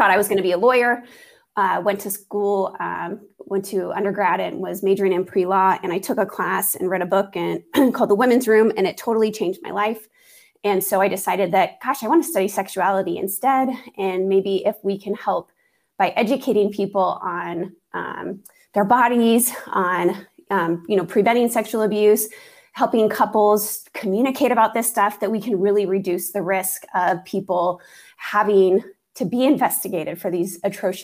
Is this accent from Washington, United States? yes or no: yes; Maple Valley, Washington, United States; I was born and raised just south of Seattle in a very small town. Well, it's not so small now, but it's Maple Valley, Washington